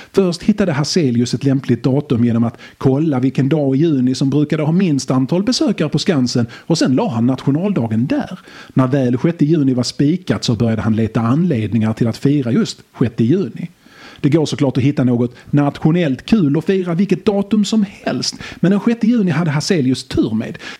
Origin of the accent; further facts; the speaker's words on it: Skåne, Sweden; Jag är från Skåne